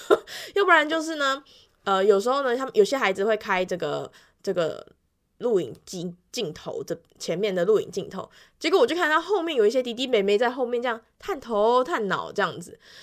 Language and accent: Chinese; Yilan County, Taiwan; 所以我在回来宜兰的时候，大部分能够用台语，我就会用台语。那如果那个台语我不清楚的话，我就会用国语这样子。